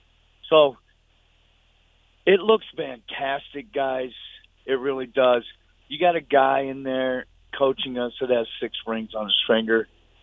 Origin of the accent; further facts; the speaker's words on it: Oakland, California, United States; I grew up in Oaktown.